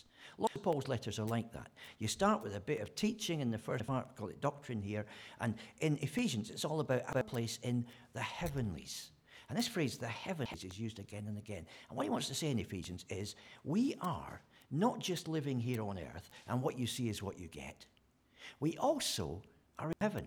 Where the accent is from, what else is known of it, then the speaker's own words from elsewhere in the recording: Scotland, United Kingdom; moved away; I'm a Scotsman